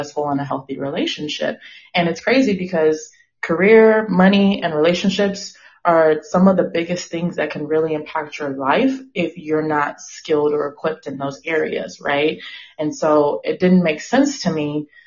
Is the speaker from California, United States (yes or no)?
yes; Inglewood, California, United States; also born or lived in San Francisco Bay Area, California; now in Austin, United States; I'm calling today from Austin, Texas, but I am originally from Inglewood, California